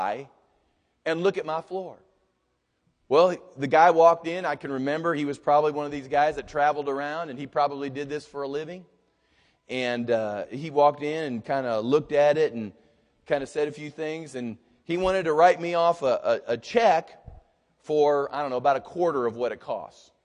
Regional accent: United States; I'm an American.

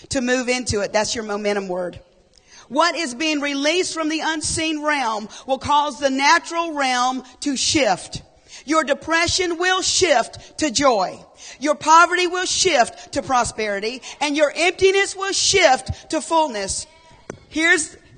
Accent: Horry County, South Carolina, United States; I'm from Horry County

